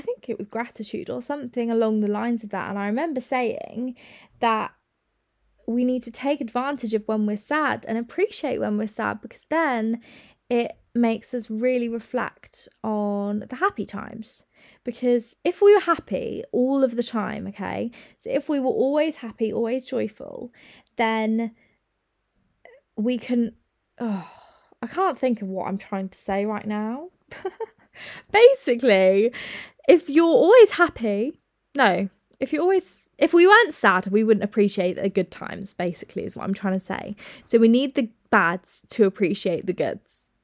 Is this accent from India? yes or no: no; United Kingdom